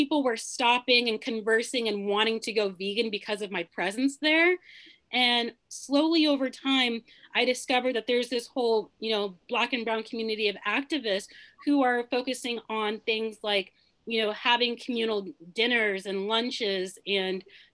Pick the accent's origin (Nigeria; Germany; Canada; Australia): Nigeria; now in United States; I'm originally from Nigeria